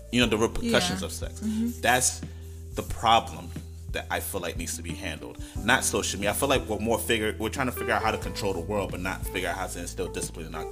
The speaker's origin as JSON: {"language": "English", "town": "New York City", "region": "New York", "country": "United States", "tie": "born or raised there", "said": "I grew up in Brooklyn, New York"}